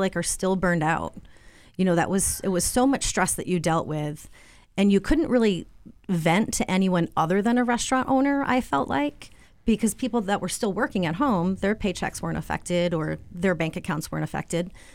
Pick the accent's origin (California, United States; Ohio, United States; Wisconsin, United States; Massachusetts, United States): Massachusetts, United States; Southwick; moved away as an adult; also born or lived in Vermont / Florence, Massachusetts; now in Springfield, United States; I grew up in Southwick, Mass